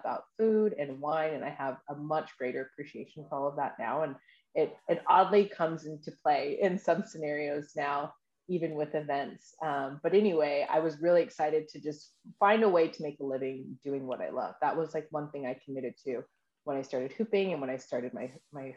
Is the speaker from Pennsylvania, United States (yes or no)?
no; Kent, Washington, United States; moved away as an adult; also born or lived in San Diego, California / Puerto Rico; now in Sacramento, United States; I was born in San Diego. I was raised in a military family. I lived in Puerto Rico for a little bit, and I grew up in Washington State, in Kent, Washington. It's about 20 minutes outside of Seattle, and I lived there until I was 19.